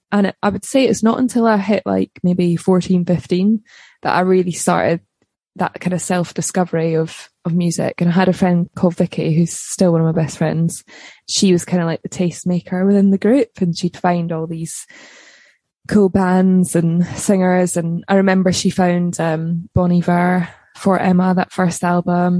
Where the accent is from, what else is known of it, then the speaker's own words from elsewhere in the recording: Livingston, Scotland, United Kingdom; also born or lived in Balerno, Scotland; I was brought up in Scotland originally in a place called Livingston